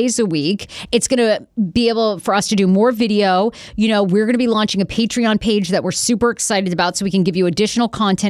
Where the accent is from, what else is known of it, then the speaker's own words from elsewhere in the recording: Dresden, Maine, United States; moved away; I grew up mostly in Dresden, but I went to Wiscasset High School.